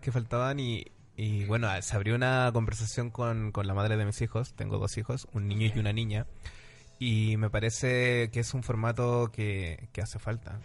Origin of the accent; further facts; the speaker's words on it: Chile; now in Madrid, Spain; soy chileno